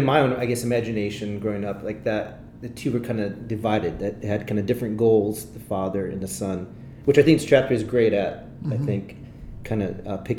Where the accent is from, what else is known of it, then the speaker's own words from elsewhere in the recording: Italy; English is a second language; I grew up overseas, and I think if you listen to episode 3 or 4, you'd get more of my bio, but I grew up in Italy. My parents were missionaries there